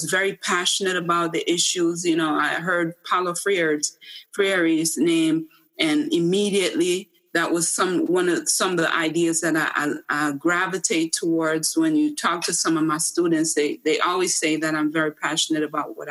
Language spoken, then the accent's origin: English; Jamaica; now in United States; I came from Jamaica, the rural part of Jamaica